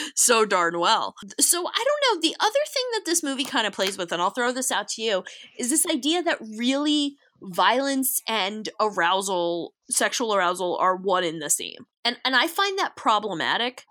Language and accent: English; New York, United States; accent: New York; practically intolerable New York accent